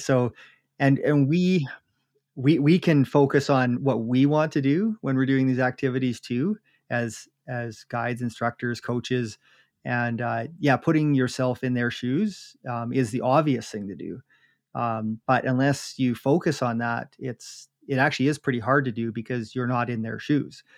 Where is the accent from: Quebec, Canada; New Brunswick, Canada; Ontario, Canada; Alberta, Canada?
Alberta, Canada; Jasper; I grew up in Jasper